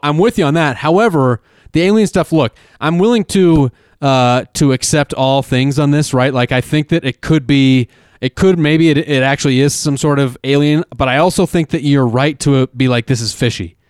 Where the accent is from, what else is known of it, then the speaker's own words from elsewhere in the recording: Denver, Colorado, United States; We're from Denver